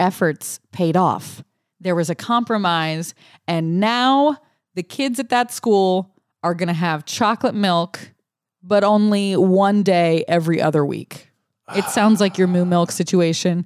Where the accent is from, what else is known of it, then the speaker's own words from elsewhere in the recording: Louisiana, United States; I grew up in Louisiana